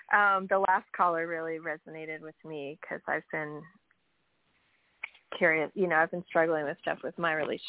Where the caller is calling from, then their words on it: New York, United States; from New York.